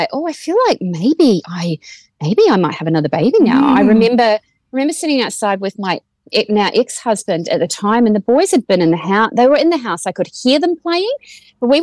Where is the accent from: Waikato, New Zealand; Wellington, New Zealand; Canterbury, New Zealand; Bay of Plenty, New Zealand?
Canterbury, New Zealand; Waimate; moved away as an adult; also born or lived in Timaru, New Zealand; now in Australia; I'm from small town rural New Zealand and no one's ever heard of my town of 3,000 people of Waimate. So I say I'm from Timaru